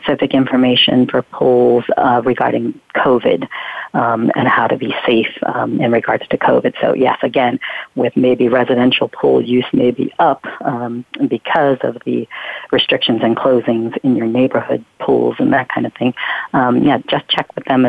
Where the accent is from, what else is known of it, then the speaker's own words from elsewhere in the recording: Pennsylvania, United States; we lived in a town in Pennsylvania, my hometown in Pennsylvania at the time